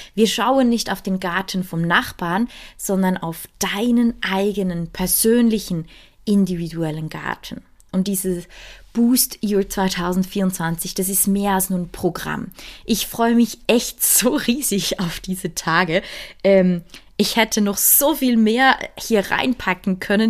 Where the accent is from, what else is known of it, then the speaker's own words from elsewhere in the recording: Switzerland; bei uns in der Schweiz